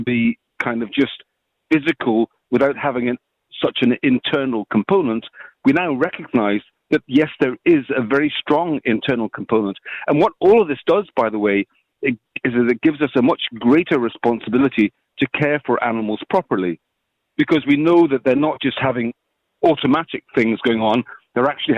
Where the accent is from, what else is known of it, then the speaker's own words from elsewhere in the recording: Scotland, United Kingdom; moved away as an adult; now in Ireland; I'm from Scotland originally, but I've been living in Ireland for 30 years